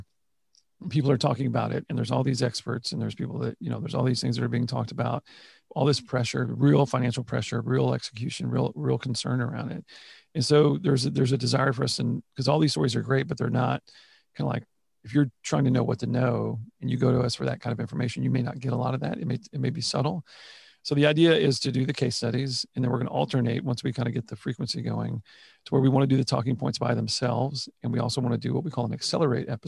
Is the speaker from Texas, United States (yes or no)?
yes; Houston, Texas, United States; I saw the ups and downs of the industry from the time I was born here in Houston